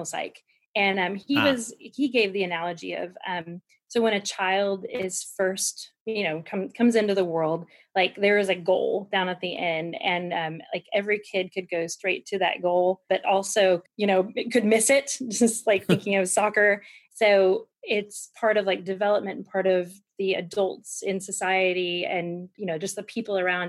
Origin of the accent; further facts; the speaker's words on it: Kansas City, Missouri, United States; now in Arkansas, United States; originally, I grew up in Kansas City, Missouri area